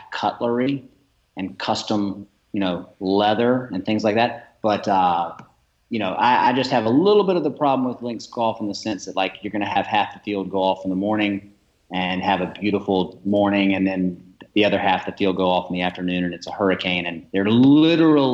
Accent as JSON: {"language": "English", "town": "Augusta", "region": "Georgia", "country": "United States", "tie": "born or raised there", "moved": "yes", "lives_now": "Columbia, United States", "said": "Columbia, South Carolina, born in Augusta, Georgia, home of the greatest golf tournament in the world"}